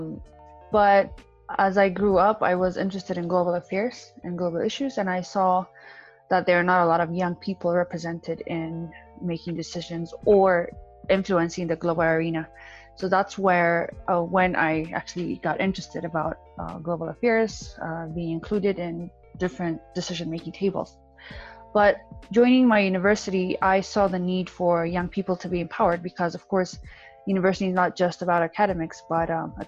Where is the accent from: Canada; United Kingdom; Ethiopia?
Ethiopia; Addis Ababa; I'm from Addis Ababa, Ethiopia